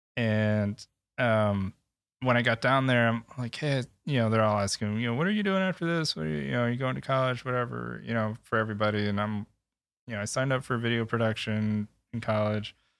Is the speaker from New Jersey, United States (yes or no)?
no; Michigan, United States; born and raised in Michigan